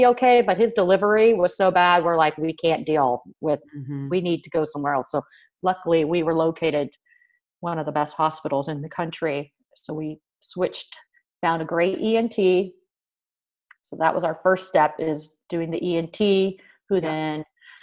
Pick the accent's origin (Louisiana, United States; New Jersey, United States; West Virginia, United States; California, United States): California, United States; moved away as an adult; also born or lived in Cleveland; As much as I'm from California